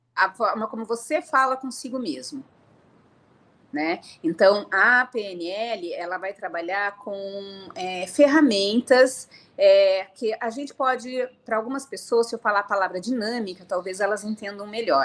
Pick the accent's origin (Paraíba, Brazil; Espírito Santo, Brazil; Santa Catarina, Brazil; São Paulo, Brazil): São Paulo, Brazil; Piracicaba; moved away as an adult; also born or lived in Paraná; eu sou nascida no Paraná e fui criada na cidade de Piracicaba, interior de São Paulo.